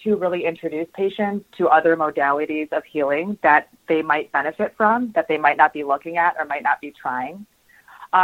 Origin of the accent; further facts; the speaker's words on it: Michigan, United States; also born or lived in Los Angeles; now in Chicago, United States; I'm from Michigan